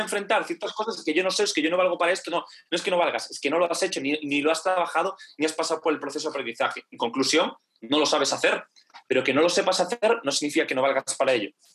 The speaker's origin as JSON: {"language": "Spanish", "region": "Galicia", "country": "Spain", "said": "soy gallego"}